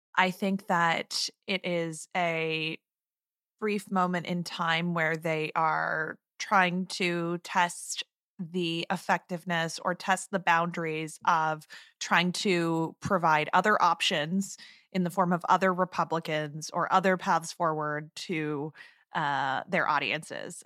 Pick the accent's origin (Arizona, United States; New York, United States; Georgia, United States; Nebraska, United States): Arizona, United States; I'm recording this from my hometown, and it was another beautiful morning to wake up in Katie Hobbs' country.